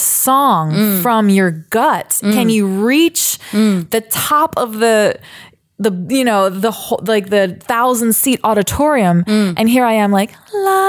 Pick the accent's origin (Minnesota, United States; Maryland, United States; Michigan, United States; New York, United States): Maryland, United States; Baltimore; I grew up actually singing in the Peabody Children's Choir at Johns Hopkins in Baltimore. And that was like 11 years of my life